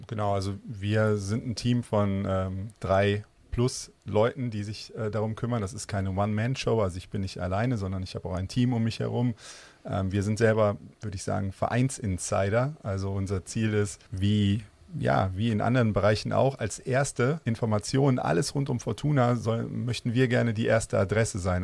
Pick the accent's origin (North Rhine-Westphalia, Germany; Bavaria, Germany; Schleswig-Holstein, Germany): North Rhine-Westphalia, Germany; Ich selber bin Rheinländer, klassisch im Rheinland mhm. geboren und auch aufgewachsen.